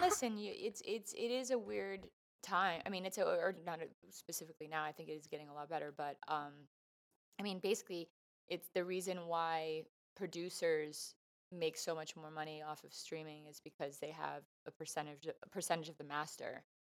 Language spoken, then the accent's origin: English; Canada; also born or lived in Vancouver / Toronto; I love being Canadian